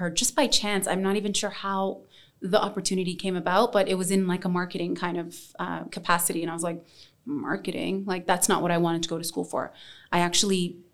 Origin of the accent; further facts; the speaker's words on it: Toronto, Ontario, Canada; moved away as an adult; now in Dubai, United Arab Emirates; I am ethnically Yemeni and Somali. I was raised in Toronto, Ontario, and I moved to Dubai 6 years ago